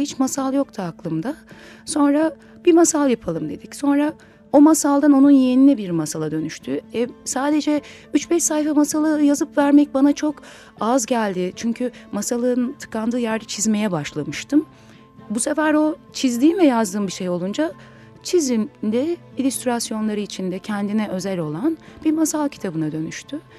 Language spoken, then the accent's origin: Turkish; Istanbul, Turkey; aslında İstanbul menşeliyim.